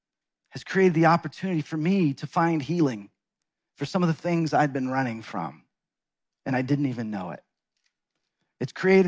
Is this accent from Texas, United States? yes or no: yes; Texas, United States; moved away as an adult; also born or lived in Seattle / Los Angeles; My wife, Deborah, and I grew up in Texas